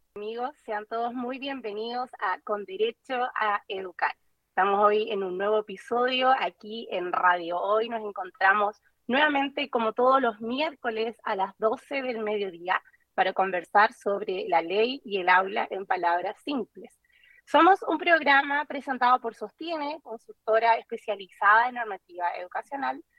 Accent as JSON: {"language": "Spanish", "country": "Chile"}